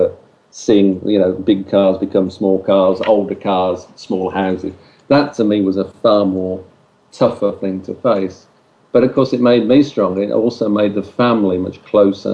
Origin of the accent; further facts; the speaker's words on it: United Kingdom; we're British